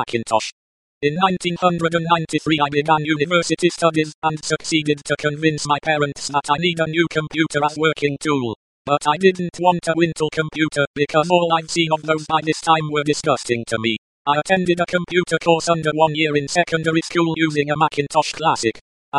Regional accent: eastern Germany, Germany; accent: German; English is a second language; I was born and raised up in Eastern Germany.

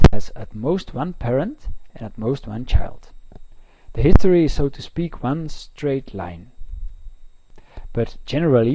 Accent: Belgium; I am from Belgium.

